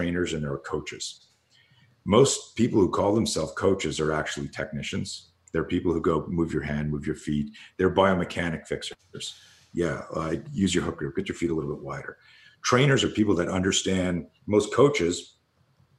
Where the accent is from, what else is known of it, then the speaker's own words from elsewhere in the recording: Canada; you're growing up in Canada